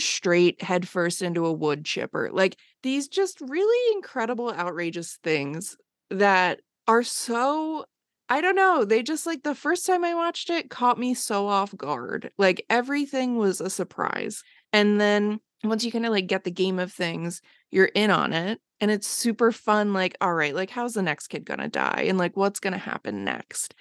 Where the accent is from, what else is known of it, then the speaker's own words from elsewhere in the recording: Bucks County, outside Philadelphia, Pennsylvania, United States; now in Los Angeles, United States; I grew up just outside of Philly